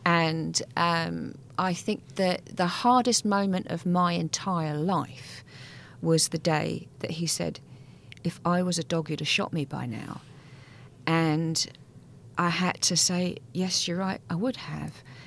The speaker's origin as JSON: {"language": "English", "region": "England", "country": "United Kingdom", "said": "we're English"}